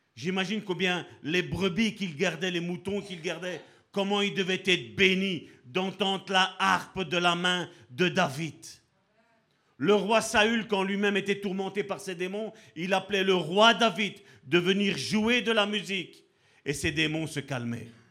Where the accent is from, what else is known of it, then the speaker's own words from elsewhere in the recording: Italy; je suis italien